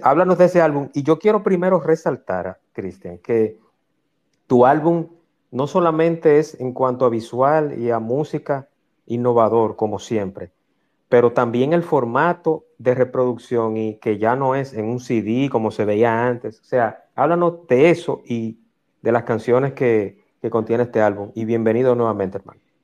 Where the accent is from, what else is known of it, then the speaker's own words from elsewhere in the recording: Dominican Republic; yo como dominicano